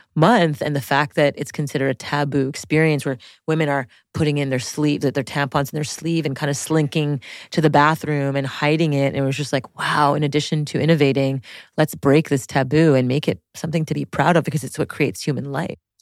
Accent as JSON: {"language": "English", "town": "Montreal", "region": "Quebec", "country": "Canada", "tie": "born or raised there", "said": "I grew up in French Montreal, in, like, the most French part of La Rivista de Montreal, like the South Shore of Montreal"}